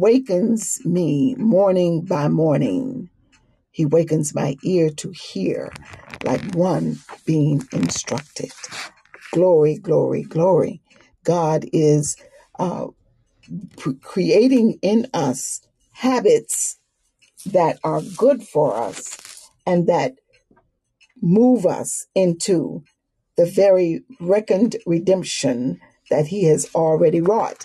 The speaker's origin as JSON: {"language": "English", "area": "the South", "region": "Southern United States", "country": "United States", "accent": "Southern", "said": "I'm a Southerner, so kind of lay on these vowels"}